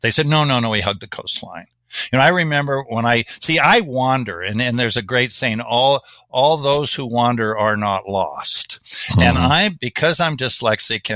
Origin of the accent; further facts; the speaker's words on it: Kansas, United States; I'm from Kansas.